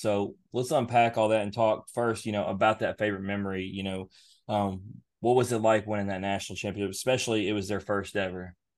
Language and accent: English; Memphis, Tennessee, United States; we're from Memphis area